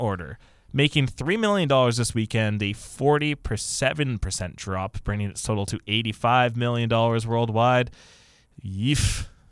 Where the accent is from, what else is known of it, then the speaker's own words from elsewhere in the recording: Canada; we're North American and Canadian specifically